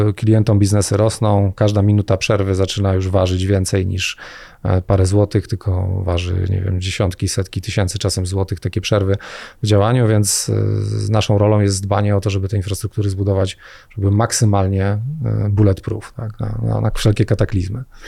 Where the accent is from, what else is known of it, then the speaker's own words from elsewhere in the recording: Jaworzno, Silesian Voivodeship, Poland; also born or lived in Gliwice / Rybnik; ja w ogóle jestem z Jaworzna